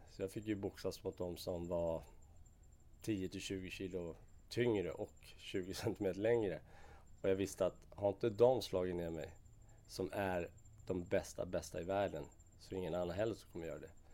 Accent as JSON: {"language": "Swedish", "town": "Vallentuna", "region": "Stockholm County", "country": "Sweden", "tie": "born or raised there", "said": "Jag är uppväxt ute i Vallentuna"}